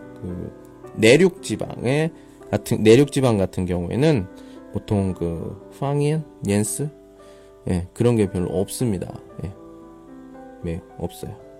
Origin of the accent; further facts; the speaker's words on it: Daejeon, South Korea; 저는 따티엔, 대전 사람이에요